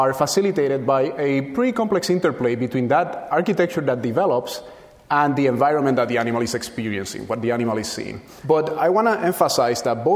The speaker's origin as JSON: {"language": "English", "country": "Puerto Rico", "tie": "born or raised there", "moved": "yes", "said": "where I was born and raised in Puerto Rico. And when I was a child there"}